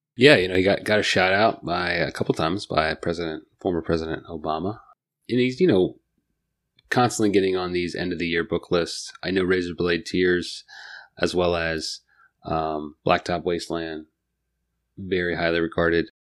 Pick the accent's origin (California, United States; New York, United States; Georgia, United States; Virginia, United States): Virginia, United States; Northern; also born or lived in Fredericksburg, Virginia; I grew up in Northern Virginia, but like my my grandparents and my parents grew up in Fredericksburg, Stafford area